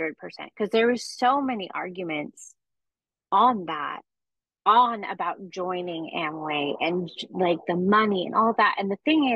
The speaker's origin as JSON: {"language": "English", "region": "California", "country": "United States", "tie": "born or raised there", "said": "I grew up in California"}